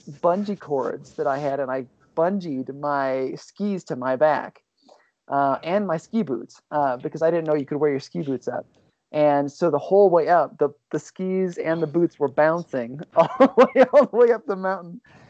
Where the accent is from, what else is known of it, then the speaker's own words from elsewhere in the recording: Ohio, United States; moved away as an adult; also born or lived in Los Angeles; I grew up in Ohio, and out there, like, ball sports are king.